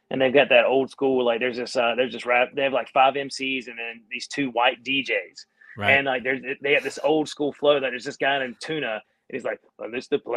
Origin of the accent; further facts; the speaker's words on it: Ontario, Canada; I'm a red, I'm redneck from Ontario, so I don't know that stuff.